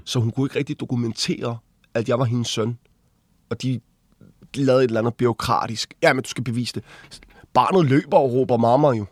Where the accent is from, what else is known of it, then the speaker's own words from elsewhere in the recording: Glostrup, Capital Region of Denmark, Denmark; also born or lived in Dragør / Ringsted / Copenhagen; jeg er født på Glostrup Hospital i Danmark